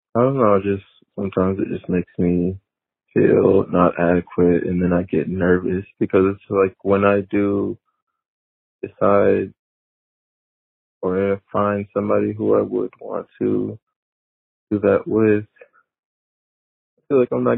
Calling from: Detroit, Michigan, United States; Hey, Dan. I'm 23 from the Metro Detroit area.

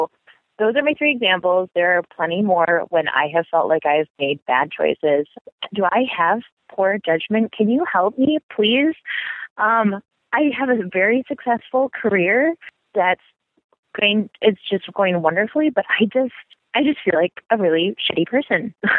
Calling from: Midwest, United States; Hey, Dan, I am a lesbian from the Midwest, and I listen to your show every week.

